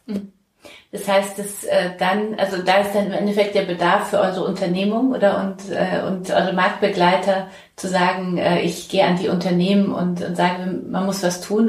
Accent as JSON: {"language": "German", "region": "Bavaria", "country": "Germany", "moved": "yes", "lives_now": "Hamburg, Germany", "said": "ich komme ja aus Bayern"}